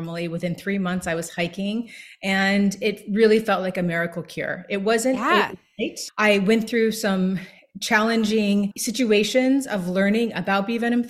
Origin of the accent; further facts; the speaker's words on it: New York, United States; I'm a New Yorker